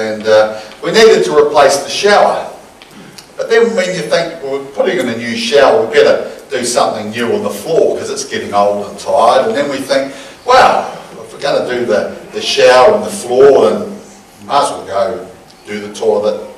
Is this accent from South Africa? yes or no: no; New Zealand; growing up in New Zealand